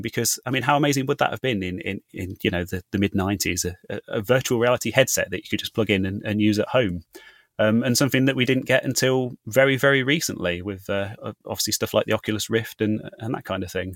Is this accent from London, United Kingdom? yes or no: no; Leicester, East Midlands, United Kingdom; my hometown of Leicester